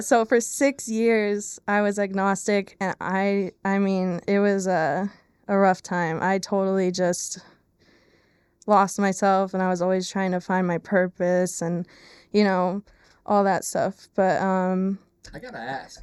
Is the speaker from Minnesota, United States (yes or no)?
no; Lehigh Valley, Pennsylvania, United States; I am born and raised in the Lehigh Valley in Pennsylvania